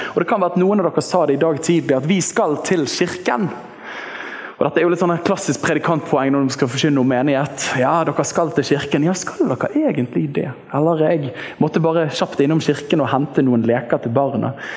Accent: Bergen, Vestland, Norway; borte i Litlåsveien, der jeg vokste opp i Åsane frikirke

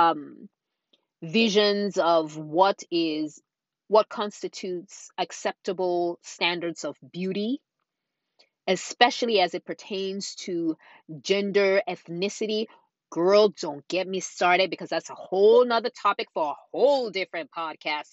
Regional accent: Nigeria; growing up in Nigeria as a young girl

